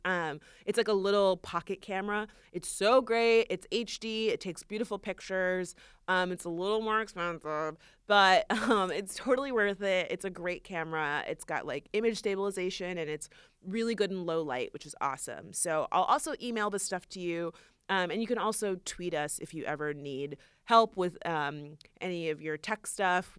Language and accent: English; Florida, United States; moved away; we're actually both from Florida.